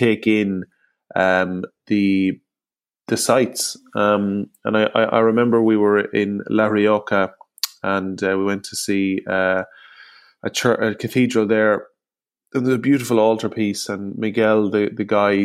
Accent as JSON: {"language": "English", "town": "Longford", "region": "Leinster", "country": "Ireland", "said": "I'm from Longford on the Royal Canal"}